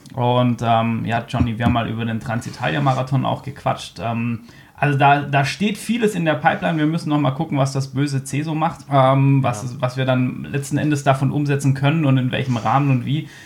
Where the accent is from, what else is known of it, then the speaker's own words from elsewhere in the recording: Hanover, Lower Saxony, Germany; wir kommen beide aus Hannover